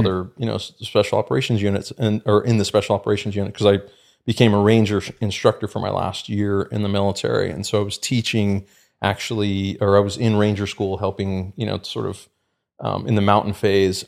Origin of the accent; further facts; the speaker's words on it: the Bay Area, California, United States; I grew up in California and, you know, the Bay Area